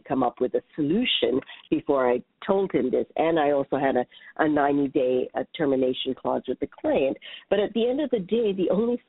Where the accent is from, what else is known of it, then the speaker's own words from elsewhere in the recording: Hawaii, United States; moved away as an adult; now in New York City, United States; I was born and raised in Hawaii